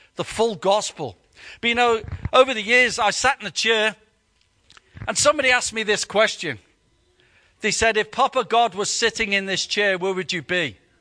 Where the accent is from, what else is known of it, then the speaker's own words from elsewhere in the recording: United Kingdom; we're British